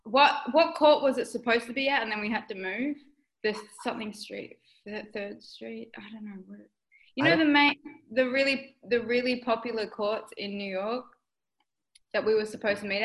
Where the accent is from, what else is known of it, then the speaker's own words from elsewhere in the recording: Perth, Western Australia, Australia; I'm from Perth, Western Australia, so it's the biggest state in the world.